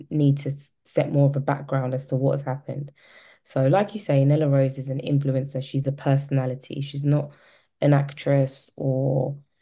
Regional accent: London, United Kingdom; I'm a Londoner

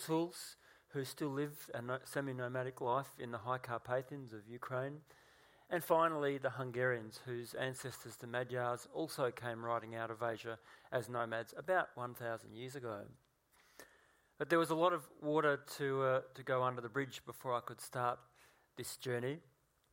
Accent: Gippsland, Victoria, Australia; as a child growing up in Gippsland

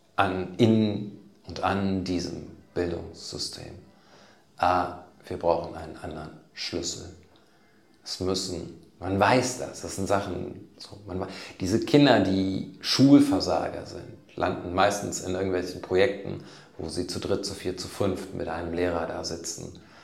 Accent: Germany; wo kommen Sie eigentlich her? Sage ich Deutschland

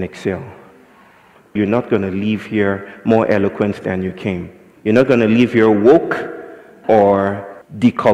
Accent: Nigeria; I'm from Nigeria

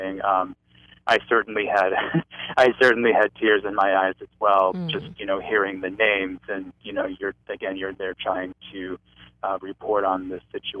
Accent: New Hampshire, United States; moved away; my hometown in New Hampshire

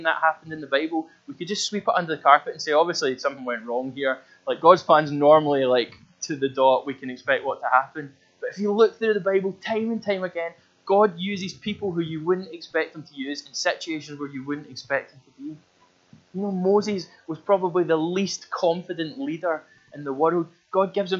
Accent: Glasgow, Scotland, United Kingdom; I come from a part of Glasgow that's outside the West End of Glasgow, not the posh part of West End, but like the wild West End of Glasgow when you go beyond it

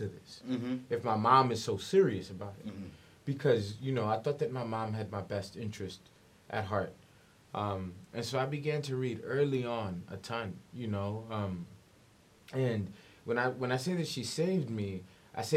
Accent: New York City, New York, United States; I'm from the South Bronx

